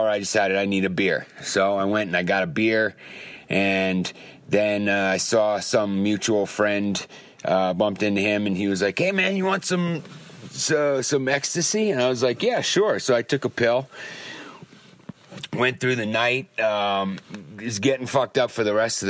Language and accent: English; Long Island, New York, United States; moved away as an adult; now in California, United States; from Long Island